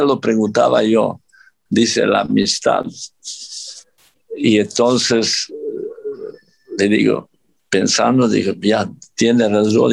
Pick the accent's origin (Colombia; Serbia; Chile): Serbia; Spanish is a second language; moved away as an adult; also born or lived in Mexico; now in Qatar; yo soy yugoslavo, digo yugoslavo, aunque nací en Serbia, aquel tiempo Yugoslavia, pero yo soy yugoslavo, así soy educado